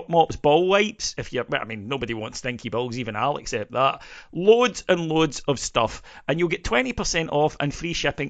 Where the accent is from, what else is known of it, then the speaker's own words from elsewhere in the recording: Scotland, United Kingdom; as a Scottish Presbyterian